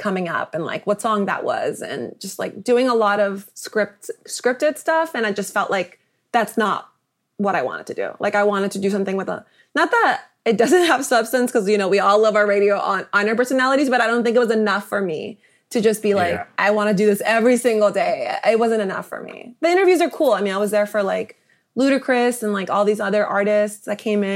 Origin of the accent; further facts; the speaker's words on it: Rowland Heights, California, United States; moved away as an adult; now in New York, United States; I am a native Angeleno. I grew up in San Gabriel Valley in a place called Roland Heights